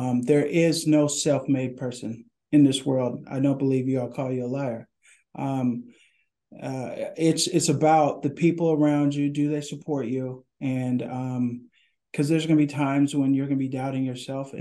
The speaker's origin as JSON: {"language": "English", "town": "Portland", "region": "Oregon", "country": "United States", "tie": "born or raised there", "said": "I grew up in Northeast Portland, went to Fabian Elementary School, Beaumont Middle School, and Madison High School"}